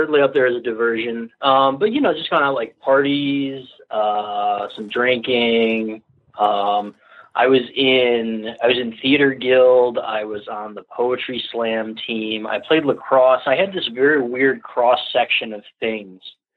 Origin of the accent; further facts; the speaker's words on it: Ann Arbor, Michigan, United States; now in Seattle, United States; I grew up in Ann Arbor